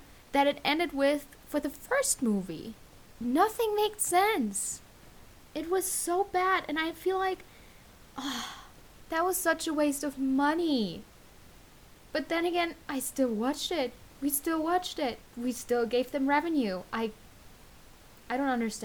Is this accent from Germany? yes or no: yes; Germany; I'm from Germany